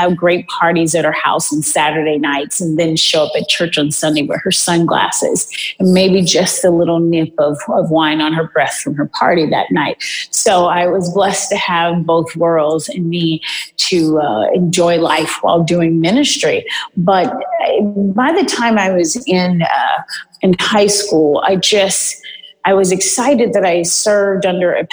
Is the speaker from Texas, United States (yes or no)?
yes; Houston, Texas, United States; now in Beverly Hills, United States; I'm originally from Houston, Texas